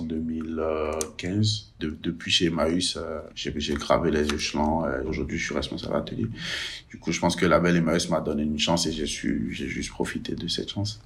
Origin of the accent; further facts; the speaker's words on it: Benin; moved away as an adult; now in France; Je viens du Bénin, je suis arrivé du Bénin en 2014